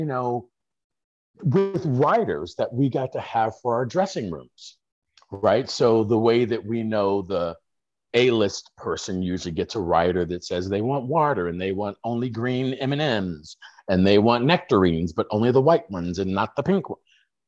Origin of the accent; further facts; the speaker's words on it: Chicago, Illinois, United States; grown up on the streets in Chicago